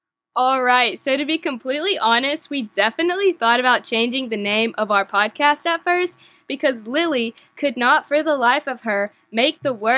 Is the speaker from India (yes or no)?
no; Mexico; also born or lived in Texas, United States; I was born in Texas, and I spent most of my childhood growing up in Mexico, where my parents served as missionaries for the Baptist Missionary Association of America as church planters